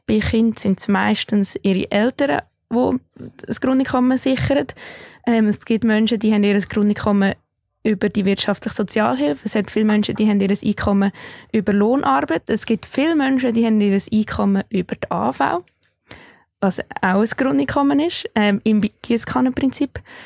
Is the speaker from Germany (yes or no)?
no; Switzerland; hier bei uns in der Schweiz